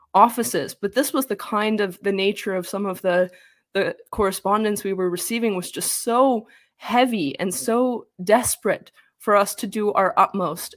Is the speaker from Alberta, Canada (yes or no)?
yes; same province as Jordan Peterson, Alberta, Canada; I'm even from the same province as Jordan Peterson.